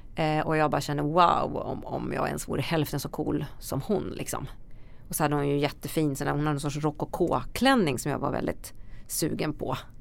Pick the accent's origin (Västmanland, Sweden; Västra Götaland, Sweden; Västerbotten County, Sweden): Västmanland, Sweden; Västerås; där kommer jag ifrån Västerås